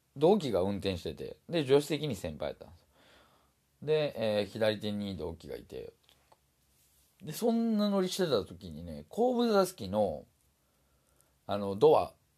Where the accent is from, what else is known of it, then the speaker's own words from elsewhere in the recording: Osaka, Japan; moved away; 僕はもともと大阪人